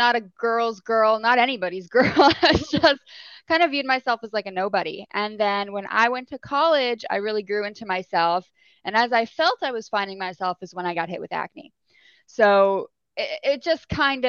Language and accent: English; New Jersey, United States; now in Florida, United States; I'm originally from New Jersey. Okay. Right now I'm living here in Florida, but grew up in New Jersey, born and raised.